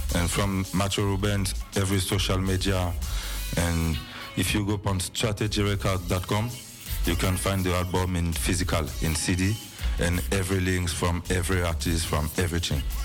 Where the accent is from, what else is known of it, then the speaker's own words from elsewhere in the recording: Paris, Île-de-France, France; English is a second language; I'm, from Paris. I, I born in Paris. Yeah. I born in Paris. My parents originally from Martinique